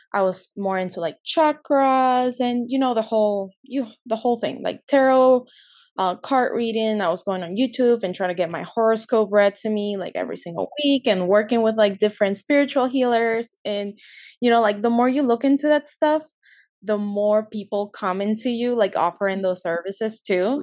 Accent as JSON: {"language": "English", "country": "Peru", "tie": "born or raised there", "also_born_or_lived": "California, United States", "said": "I was born in California, but I moved to Peru when I was like five years old. So mm-hmm. I essentially grew up my whole life in Peru."}